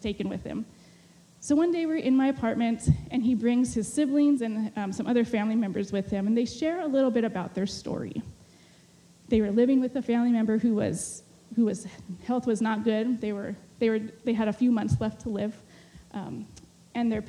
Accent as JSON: {"language": "English", "region": "California", "country": "United States", "tie": "born or raised there", "also_born_or_lived": "Mexico", "moved": "as an adult", "said": "I had just been back in California for maybe 2 or 3 months"}